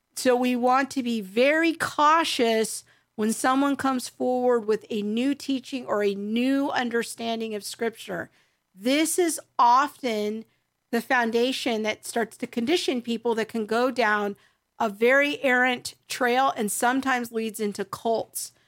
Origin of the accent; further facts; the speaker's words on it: United States; being an American Christian growing up in the latter half of the twentieth century